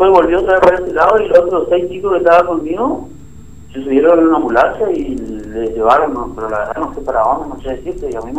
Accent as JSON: {"language": "Spanish", "region": "Formosa", "country": "Argentina", "said": "No, yo soy de Formosa."}